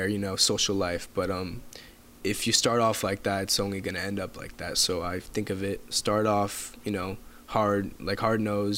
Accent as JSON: {"language": "English", "town": "Calabasas", "region": "California", "country": "United States", "tie": "born or raised there", "also_born_or_lived": "Agoura Hills", "said": "I grew up in Calabasas. I was born there. I moved right before middle school to Agoura Hills"}